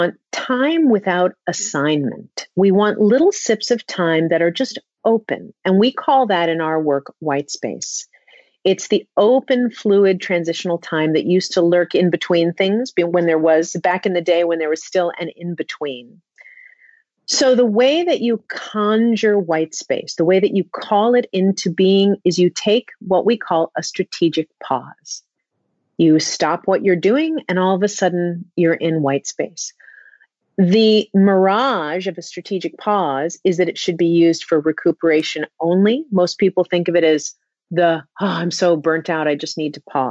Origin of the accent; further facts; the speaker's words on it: New York City, New York, United States; I grew up in Manhattan.